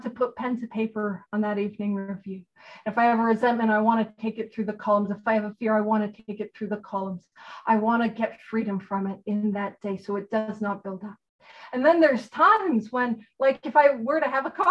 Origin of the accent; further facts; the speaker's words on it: Canada; I'm a Canadian